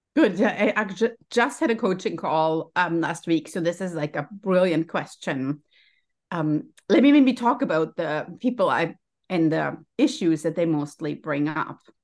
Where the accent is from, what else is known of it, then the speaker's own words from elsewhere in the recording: Germany; English is a second language; moved away as an adult; now in United States; you can maybe hear from my accent, I'm also a first generation immigrant. So I came to the United States as, as, you know, from Germany